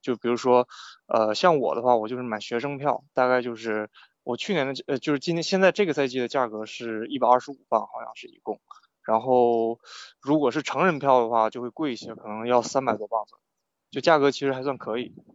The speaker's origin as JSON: {"language": "Chinese", "town": "Shenyang", "region": "Liaoning", "country": "China", "also_born_or_lived": "England", "moved": "as an adult", "lives_now": "United Kingdom", "said": "我是沈阳人，然后我会，就在沈阳这边会，就是看辽宁红运嘛"}